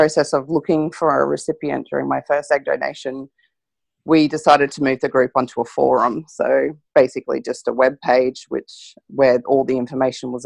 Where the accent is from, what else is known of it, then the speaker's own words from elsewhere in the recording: Queensland, Australia; I'm from Queensland